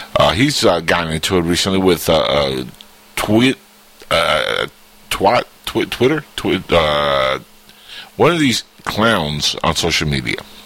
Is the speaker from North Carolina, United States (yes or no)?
no; Florida, United States; Florida, my hometown.